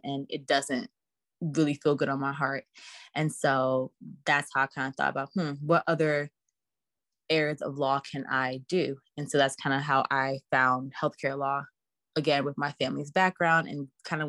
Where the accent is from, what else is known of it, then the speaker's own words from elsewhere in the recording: Texas, United States; also born or lived in Staten Island, New York / Atlanta, Georgia / Washington, District of Columbia, United States; I do rep Texas because that's where I grew up.